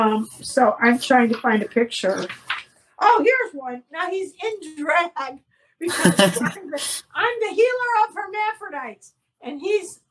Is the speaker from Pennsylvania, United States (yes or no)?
no; Oak Park, Illinois, United States; moved away as an adult; now in Los Angeles, United States; in Oak Park, which is my hometown.